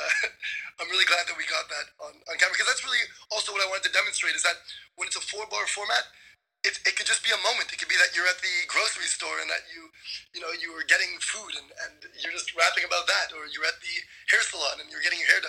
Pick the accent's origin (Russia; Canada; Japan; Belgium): Canada; Montreal, Quebec; also born or lived in Waterloo; I'm from Montreal.